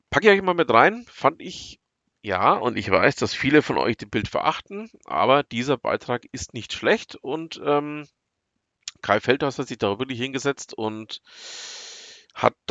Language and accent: German; Bavaria, Germany; komme ich aus dem Herzen von Franken, also aus der Nähe von Nürnberg, aber eben auch nicht nur aus der Nähe von Nürnberg, aus dem Landkreis Fürth genauer gesagt.